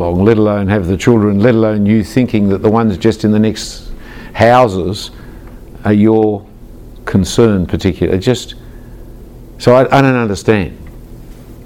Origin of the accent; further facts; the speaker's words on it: Australia; as an Australian